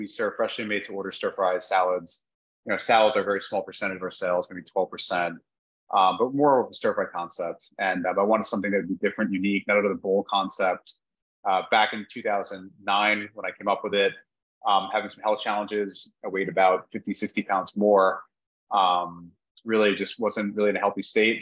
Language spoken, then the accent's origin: English; New York, United States; moved away; I grew up in New York